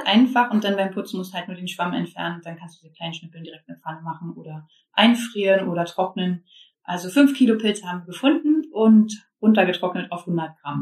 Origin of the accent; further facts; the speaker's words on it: Germany; ich bin aus Baldheim